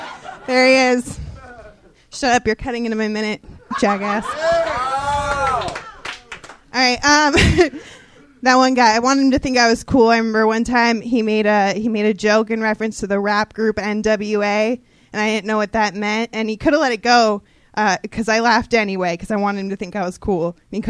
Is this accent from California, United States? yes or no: yes; Orange County, California, United States; I grew up in Orange County.